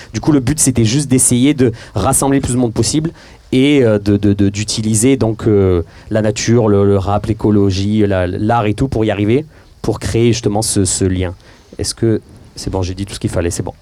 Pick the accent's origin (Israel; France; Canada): France; Marseille, Provence-Alpes-Côte d'Azur; on est Marseillais